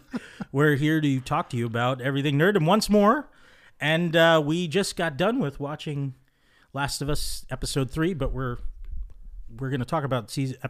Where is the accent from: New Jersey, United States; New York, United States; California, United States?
New Jersey, United States; moved away; I'm an East Coast kid. I'm from the tri-state area, New Jersey.